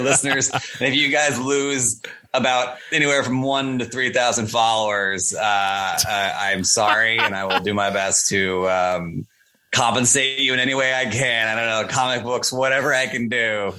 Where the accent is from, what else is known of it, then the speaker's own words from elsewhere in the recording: Coral Springs, Florida, United States; now in New York, United States; grew up in coral springs florida